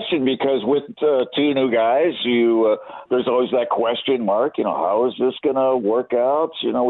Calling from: London, United Kingdom; I'm in London. I live in London, and I'm looking at clear blue skies, about 72 degrees.

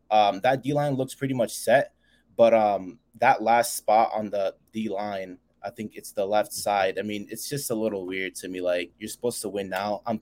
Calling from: Connecticut, United States; also born or lived in San Francisco; Uh, I used to live out in um, San Francisco.

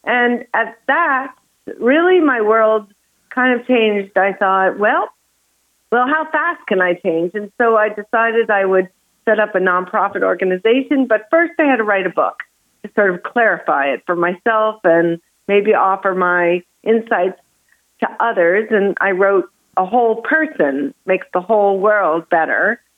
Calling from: Santa Barbara, California, United States; I am in Santa Barbara, California.

